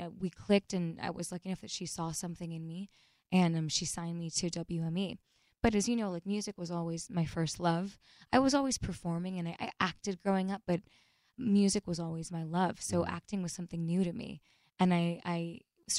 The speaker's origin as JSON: {"language": "English", "town": "Miami", "region": "Florida", "country": "United States", "tie": "born or raised there", "also_born_or_lived": "Fort Lauderdale, Florida", "said": "grew up in Miami"}